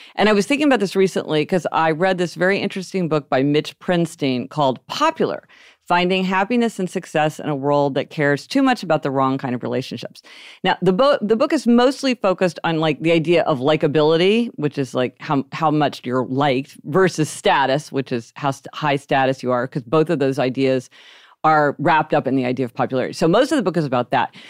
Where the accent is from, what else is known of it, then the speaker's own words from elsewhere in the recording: Kansas City, Missouri, United States; we grew up in Kansas City, Missouri